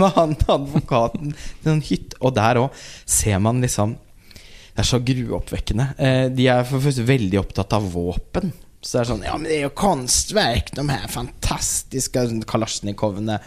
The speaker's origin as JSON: {"language": "Norwegian", "town": "Halden", "region": "Østfold", "country": "Norway", "tie": "born or raised there", "said": "jeg kommer jo fra Halden"}